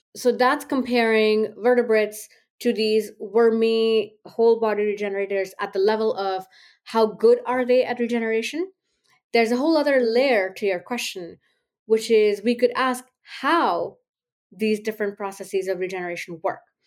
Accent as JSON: {"language": "English", "country": "India", "tie": "born or raised there", "moved": "as an adult", "lives_now": "United States", "said": "growing up in India, in the socioeconomic group that I belonged"}